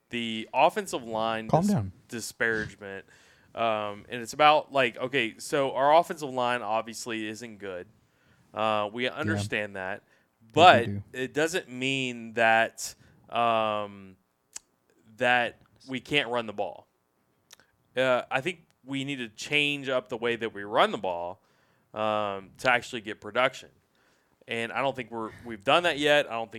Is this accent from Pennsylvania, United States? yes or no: no; Louisiana, United States; So Besh, I'm from Louisiana.